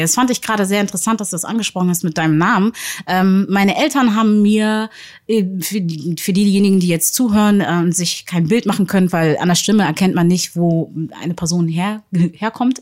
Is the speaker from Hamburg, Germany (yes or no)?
yes; Hamburg, Germany; ich bin gebürtige Hamburgerin